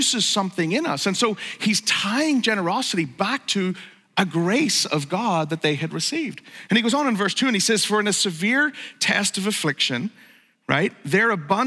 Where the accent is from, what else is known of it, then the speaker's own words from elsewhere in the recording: Northern Ireland, United Kingdom; moved away; I grew up in Northern Ireland